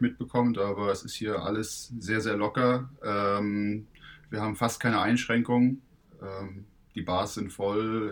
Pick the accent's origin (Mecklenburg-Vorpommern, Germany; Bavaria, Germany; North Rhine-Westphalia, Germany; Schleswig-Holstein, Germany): Mecklenburg-Vorpommern, Germany; Stralsund; ich komme aus Stralsund